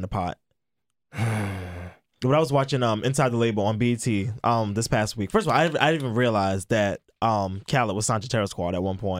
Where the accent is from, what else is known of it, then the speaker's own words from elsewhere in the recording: Brooklyn, New York, United States; It's just like, I'm from Brooklyn. This is what we do.